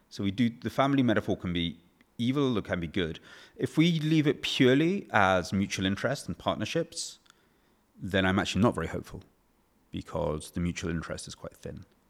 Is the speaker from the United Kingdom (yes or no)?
yes; England, United Kingdom; as an English person